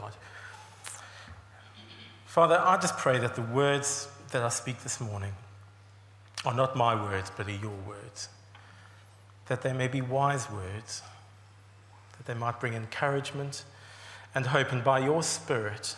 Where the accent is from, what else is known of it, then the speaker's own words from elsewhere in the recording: South Africa; moved away as an adult; also born or lived in England; now in United Kingdom; you're not guessing the accent, I am from South Africa originally, and I came over around about 17 years ago now